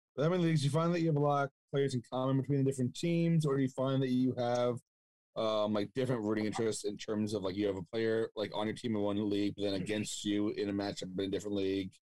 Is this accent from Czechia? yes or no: no; New York, United States; now in Connecticut, United States; I was born and raised in New York